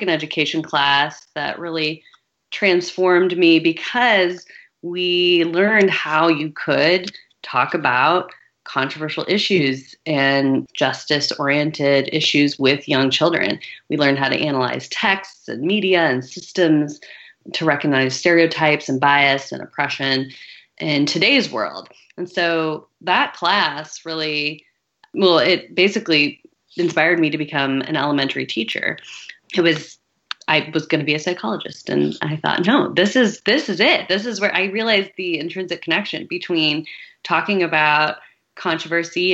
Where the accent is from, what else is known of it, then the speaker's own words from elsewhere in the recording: St. Louis, Missouri, United States; I grew up in St. Louis, Missouri